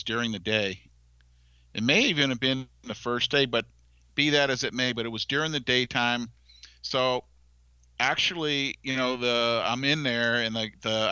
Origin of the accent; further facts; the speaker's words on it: Falmouth, Massachusetts, United States; I'm from Falmouth, Massachusetts